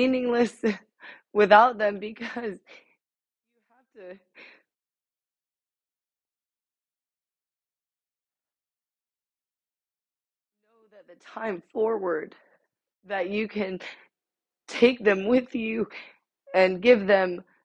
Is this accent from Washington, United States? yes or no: no; Ohio, United States; now in Georgia, United States; left Ohio. That is my hometown